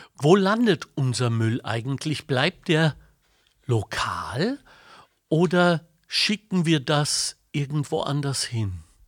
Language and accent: German; Ruhr area, North Rhine-Westphalia, Germany; moved away; ich bin im Ruhrgebiet aufgewachsen